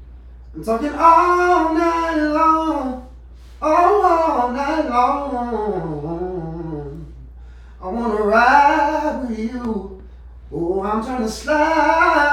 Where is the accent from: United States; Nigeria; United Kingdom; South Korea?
United States; Wagner, South Carolina; I was born and raised in Wagner. Wagner's a small town